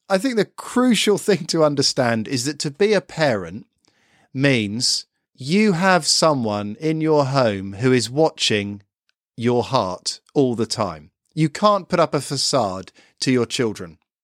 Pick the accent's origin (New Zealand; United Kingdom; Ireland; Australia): United Kingdom; I'm a Brit